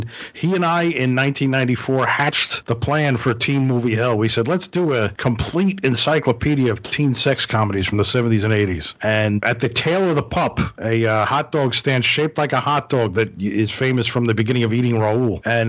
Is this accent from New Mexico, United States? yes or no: no; Brooklyn, New York, United States; And he and I grew up in Brooklyn, New York in the 70s, right around the corner from each other, didn't know each other until we went to college.